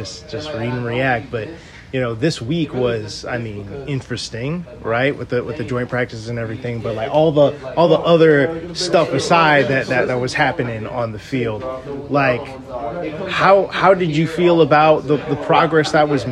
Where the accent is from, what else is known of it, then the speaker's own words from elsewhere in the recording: Chicago, Illinois, United States; moved away; I'm originally from the Chicagoland